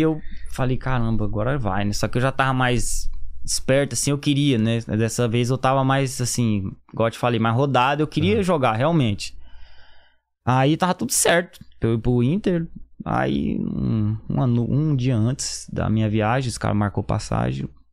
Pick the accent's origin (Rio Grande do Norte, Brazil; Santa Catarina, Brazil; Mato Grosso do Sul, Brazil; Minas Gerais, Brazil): Mato Grosso do Sul, Brazil; Campo Grande; moved away; also born or lived in São Paulo; nascido em São Paulo, criado em Campo Grande, Mato Grosso do Sul